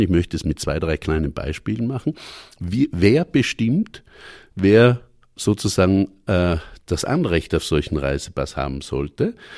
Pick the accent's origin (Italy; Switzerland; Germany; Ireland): Italy; South Tyrol, Trentino-Alto Adige; als Südtiroler wie ich mit italienischem Pass